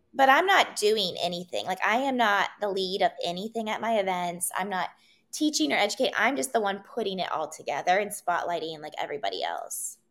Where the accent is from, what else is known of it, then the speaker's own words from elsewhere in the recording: Wheeling, West Virginia, United States; moved away as an adult; also born or lived in Los Angeles, United States; now in Columbus, United States; I grew up in Wheeling, West Virginia.